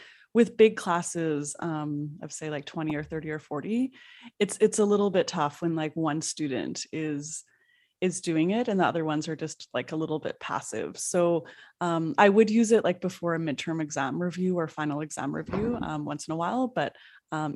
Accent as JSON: {"language": "English", "town": "Edmonton", "region": "Alberta", "country": "Canada", "tie": "born or raised there", "said": "I grew up in Edmonton, and Edmonton is quite far north"}